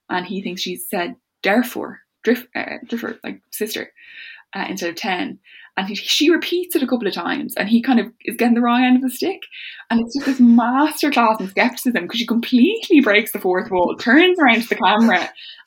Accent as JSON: {"language": "English", "town": "Dublin", "region": "Leinster", "country": "Ireland", "accent": "Southside", "said": "a big Southside accent on me"}